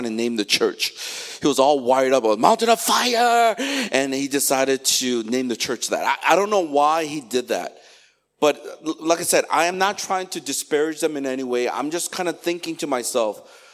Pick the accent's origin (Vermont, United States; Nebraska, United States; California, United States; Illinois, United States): Illinois, United States; Chicago; moved away; Chicago, my hometown where I grew up